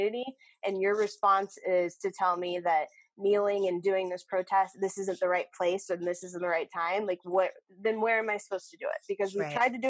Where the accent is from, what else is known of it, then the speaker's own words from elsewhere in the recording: Austin, Texas, United States; I'm from Austin